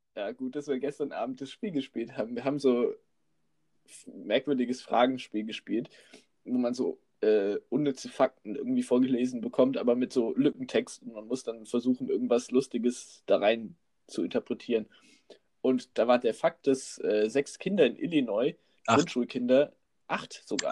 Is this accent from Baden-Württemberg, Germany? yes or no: no; North Rhine-Westphalia, Germany; now in Frankfurt, Germany; ich bin Rheinländer, weißt du? Und wenn du da aufgewachsen bist